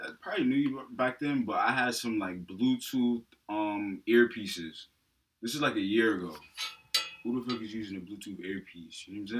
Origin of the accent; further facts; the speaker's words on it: New Jersey, United States; now in Pennsylvania, United States; Jersey. I'm from the fifth floor.